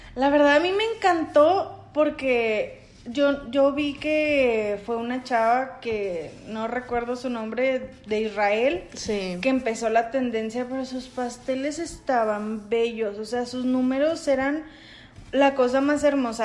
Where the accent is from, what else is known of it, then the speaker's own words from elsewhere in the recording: Monterrey, Nuevo León, Mexico; yo soy regia, regia desde la tierra